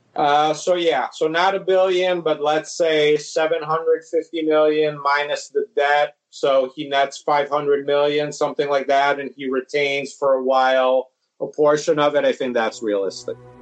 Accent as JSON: {"language": "English", "town": "Padua", "region": "Veneto", "country": "Italy", "tie": "born or raised there", "moved": "yes", "said": "I grew up in Padova, where Milan is by far the most popular team"}